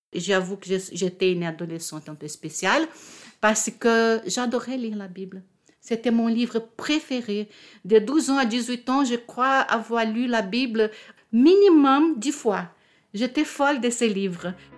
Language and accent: French; Rio de Janeiro, Brazil; French is a second language; now in Paris, France; je suis née à Rio, d'un père catholique